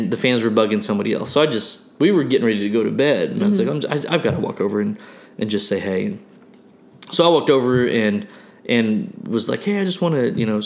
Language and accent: English; Broken Arrow, Oklahoma, United States; we're from Broken Arrow